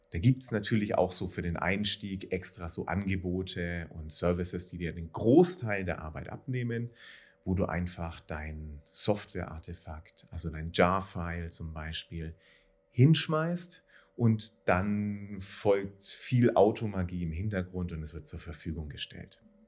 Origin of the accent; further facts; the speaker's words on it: Nuremberg, Bavaria, Germany; ich komme ja aus Nürnberg, was auch ein sehr enterprise-lastiges Umfeld ist